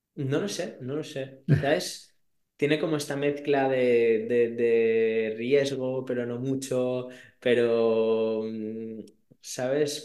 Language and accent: Spanish; Barcelona, Catalonia, Spain; soy de Barcelona, vivo en Barcelona